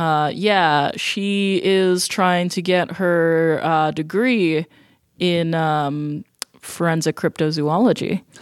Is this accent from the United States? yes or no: yes; Colorado, United States; moved away; also born or lived in New Jersey / Ohio; mostly in Colorado